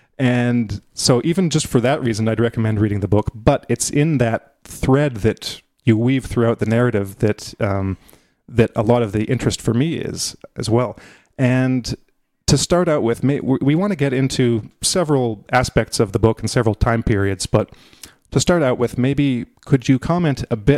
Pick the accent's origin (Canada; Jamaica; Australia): Canada; like I'm Canadian, we didn't learn a lot of Russian history.